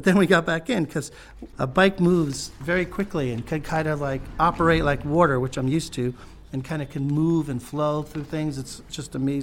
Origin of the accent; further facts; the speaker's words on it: New York City, New York, United States; I was born in New York. I'm raised here.